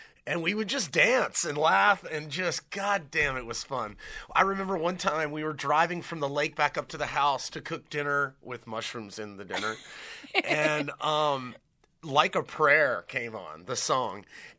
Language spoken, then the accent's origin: English; Hilton Head Island, South Carolina, United States; I'm just a guy from South Carolina. I'm a guy from Hilton Head